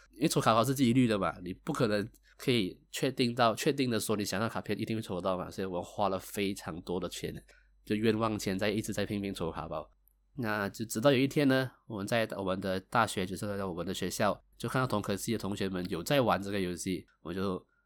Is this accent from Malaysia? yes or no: yes; Malaysia; 我是一个来自马来西亚的九零后上班族